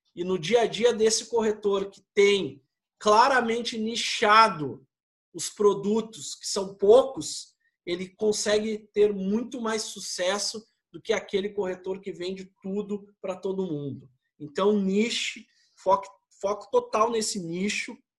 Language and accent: Portuguese; Porto Alegre, Rio Grande do Sul, Brazil; Nós somos gaúchos